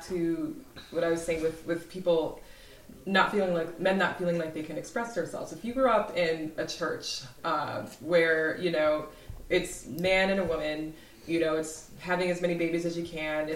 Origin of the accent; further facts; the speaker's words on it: Iowa City, Iowa, United States; I grew up in Iowa